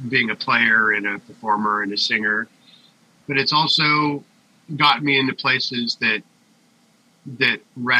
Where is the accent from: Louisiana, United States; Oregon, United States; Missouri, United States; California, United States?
Oregon, United States; Springfield; growing up in Springfield is pretty hick